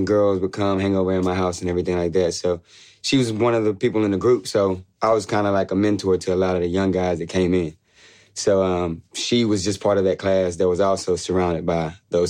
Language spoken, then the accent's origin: English; Arkansas, United States; now in Nashville, United States; I'm from Arkansas, small town on the border of Arkansas and Louisiana.